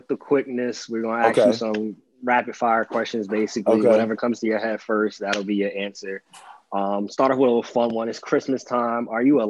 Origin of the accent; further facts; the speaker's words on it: West Orange, New Jersey, United States; I'm from Jersey, man.